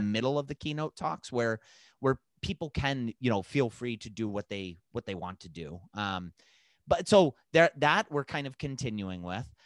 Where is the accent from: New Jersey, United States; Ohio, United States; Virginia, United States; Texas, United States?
Ohio, United States; Lakewood; my hometown of Lakewood, Ohio